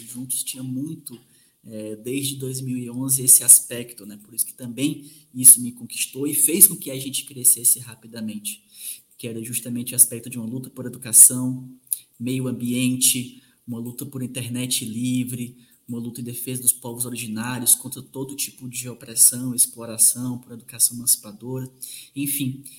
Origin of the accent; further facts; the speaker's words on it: sertão of Ceará, Brazil; now in Minas Gerais, Brazil; eu que sou do sertão do Ceará e atualmente sou professor de Minas Gerais